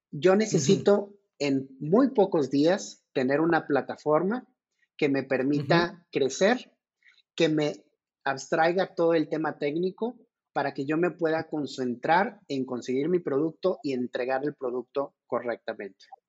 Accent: Mexico; como mexicano

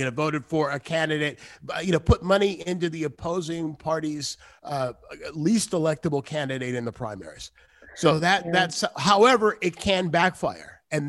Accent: California, United States; also born or lived in Akron, Ohio; I'm from Ohio. I was born in Akron, Ohio. I've been here since I was five, since I was six, so I consider myself a California native.

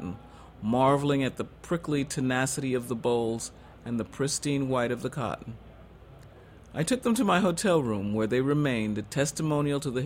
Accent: the North, United States; I'm a Northerner

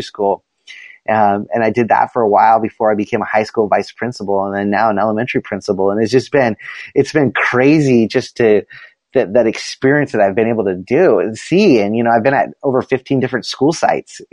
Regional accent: Southern California, United States; I grew up in Southern California

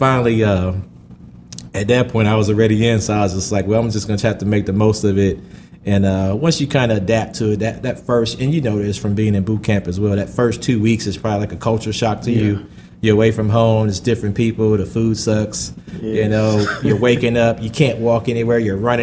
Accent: Georgia, United States; I'm from Georgia

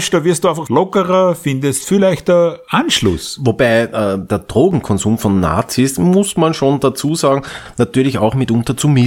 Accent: Austria; und das ist ja der Skandal, auch bei uns in Österreich diese Serie ausgestreut, dieses Holocaust.

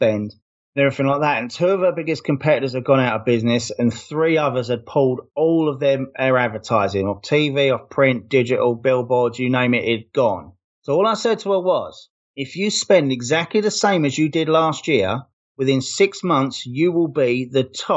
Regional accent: London, United Kingdom; now in Las Vegas, United States; I'm from London. I live in the Las Vegas suburbs, about 10 miles east of the apocalyptic Las Vegas Strip right now.

